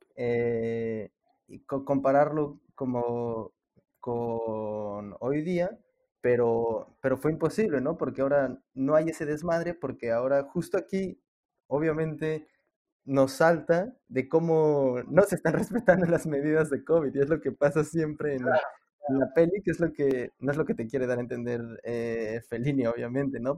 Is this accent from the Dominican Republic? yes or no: no; Mexico City, Mexico; los tres somos de la Ciudad de México